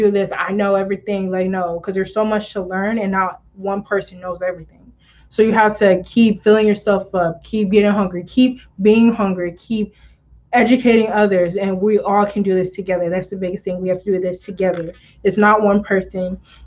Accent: DR Congo; I'm Congolese and I'm a proud Congolese.

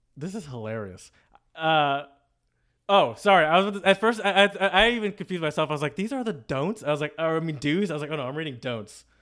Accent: United States; now in Czech Republic; I'm still an American

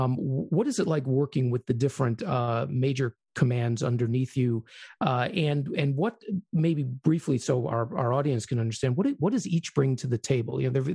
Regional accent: Chicago, Illinois, United States; I speak now as a Chicagoan

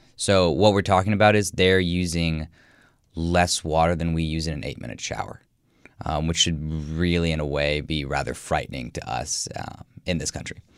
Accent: Midwest, United States; I'm obviously from the Midwest and from the United States

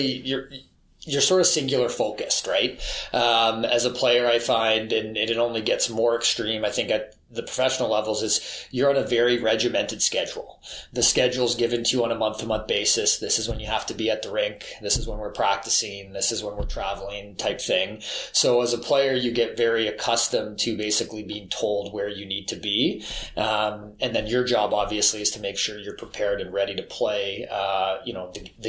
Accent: Winnipeg, Manitoba, Canada; I'm born and raised in Winnipeg

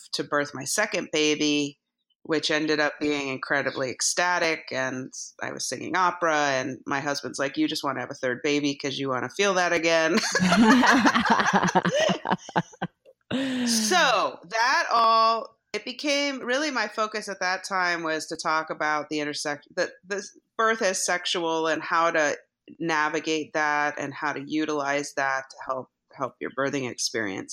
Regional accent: Hawaii, United States; moved away; also born or lived in New York City; I grew up in Hawaii

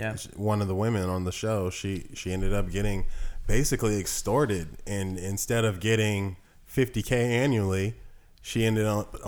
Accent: the South, United States; born there; now in Los Angeles, United States; But I'm from the South. You know, I was born there. I didn't grow up there my entire life, but I always stay connected. How I feel is as a Southern man, I don't feel like a Northerner.

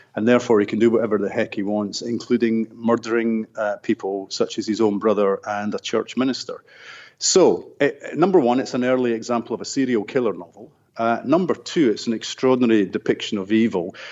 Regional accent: Scotland, United Kingdom; I grew up in Scotland in a working class neighbourhood.

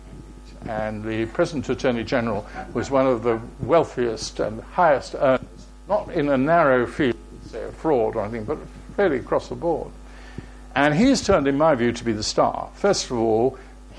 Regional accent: Plymouth, South West England, United Kingdom; also born or lived in Wales; the city in which I was born, although I'm Welsh, but I am a Plymouthian

